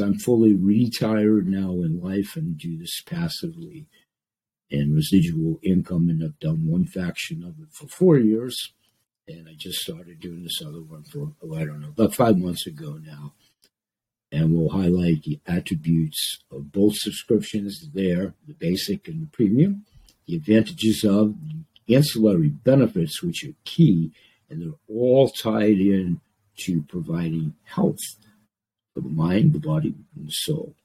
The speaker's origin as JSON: {"language": "English", "town": "Portland", "region": "Maine", "country": "United States", "tie": "born or raised there", "said": "Maine, my home state, Portland, Maine, my home city"}